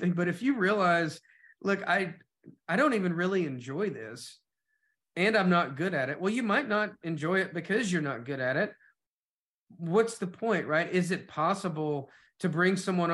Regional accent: Knoxville, Tennessee, United States; moved away as an adult; also born or lived in Atlanta; I'm moving from Knoxville to Atlanta

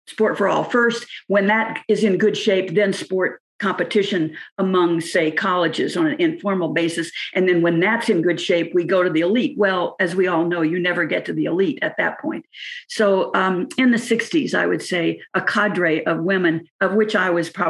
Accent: California, United States; when I was a student from California

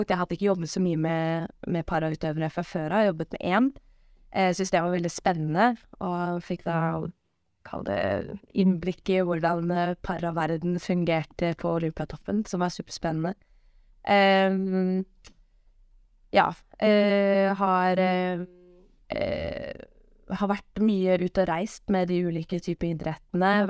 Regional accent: Bærum, Akershus, Norway; Eh, jeg er fra Bærum

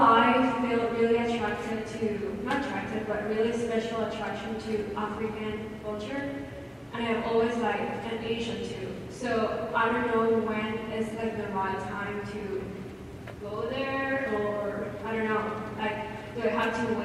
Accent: Nicaragua; I'm from Nicaragua

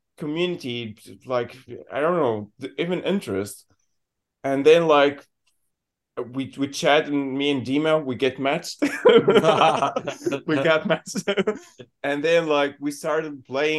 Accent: Syria; English is a second language; moved away as an adult; now in Berlin, Germany; I'm from Syria. I came here like 2018.

